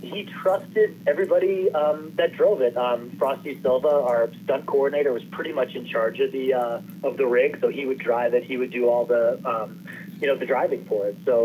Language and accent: English; Maine, United States; I grew up in Maine